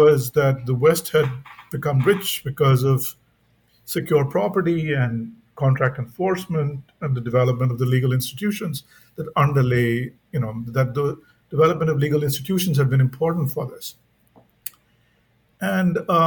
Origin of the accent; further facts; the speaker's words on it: India; growing up in India